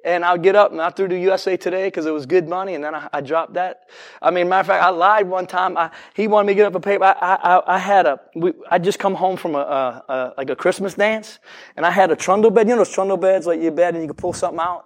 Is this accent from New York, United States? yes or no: no; New Orleans, Louisiana, United States; I'm from New Orleans